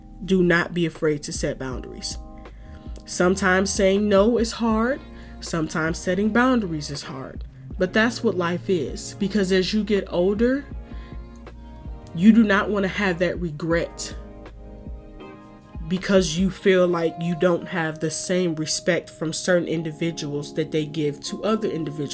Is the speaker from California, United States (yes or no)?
no; Detroit, Michigan, United States; moved away as an adult; now in Chicago, United States; born and raised in Detroit, lived in the Midwest my whole life.